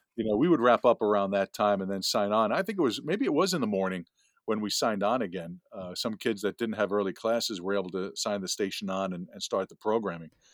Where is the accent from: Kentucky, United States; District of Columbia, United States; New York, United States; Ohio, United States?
New York, United States; West Hempstead; accent: Long Island; I grew up ten minutes, fifteen minutes from Hofstra in West Hempstead